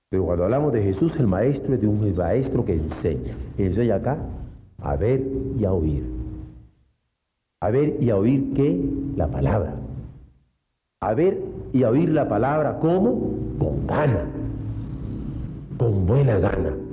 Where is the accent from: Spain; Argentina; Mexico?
Mexico; porque soy mexicano y antojado.